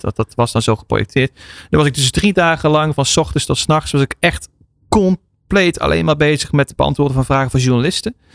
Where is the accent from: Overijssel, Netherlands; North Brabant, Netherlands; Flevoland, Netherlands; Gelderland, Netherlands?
North Brabant, Netherlands; Soerendonk; also born or lived in Eindhoven / Belgium; ik ben geboren in Eindhoven, opgegroeid onder de rook van Eindhoven Soerendonk